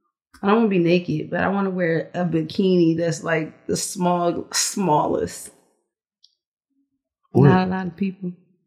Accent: Philadelphia, Pennsylvania, United States; now in Atlanta, United States; I'm from Philadelphia.

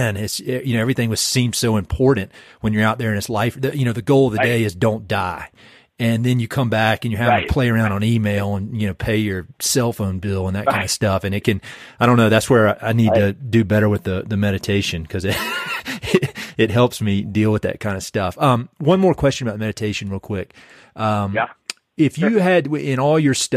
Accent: North Carolina, United States; moved away; also born or lived in Boulder, Colorado; I'm from North Carolina

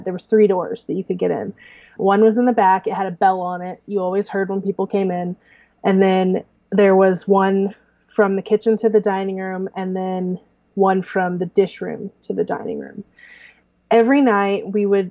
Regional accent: Clarksburg, Missouri, United States; small was where I grew up in Clarksburg, which is 300

